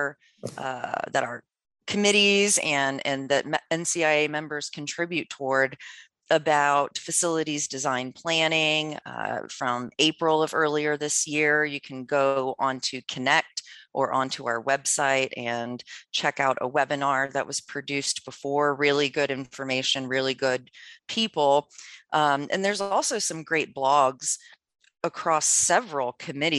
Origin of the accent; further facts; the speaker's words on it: Maryland, United States; I'm from Maryland, which is very slow going out there